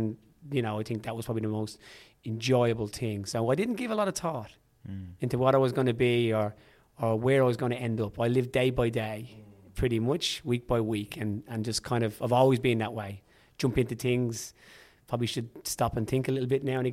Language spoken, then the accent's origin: English; Dublin, Leinster, Ireland; accent: Irish; moved away as an adult; now in Australia; I was born in Dublin, raised there, spent most of my life born and bred in the north side of Dublin, and then moved to Australia about 2003